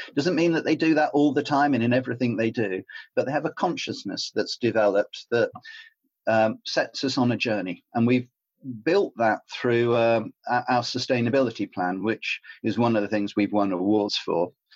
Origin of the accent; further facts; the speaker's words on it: Cornwall, South West England, United Kingdom; I grew up in Cornwall